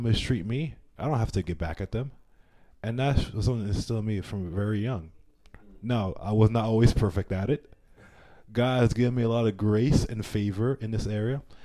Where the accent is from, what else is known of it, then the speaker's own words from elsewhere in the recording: Panama; I'm from Panama.